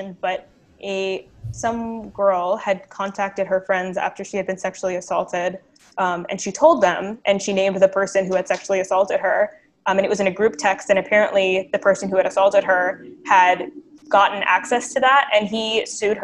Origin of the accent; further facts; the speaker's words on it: United States; now in Canada; I am American